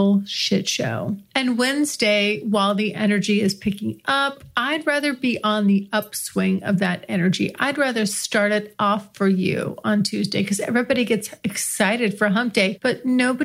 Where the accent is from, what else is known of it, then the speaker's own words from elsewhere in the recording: United States; accent: American; my American accent